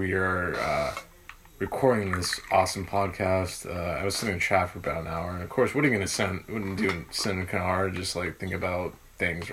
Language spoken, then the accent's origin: English; United States; being an American, I love being American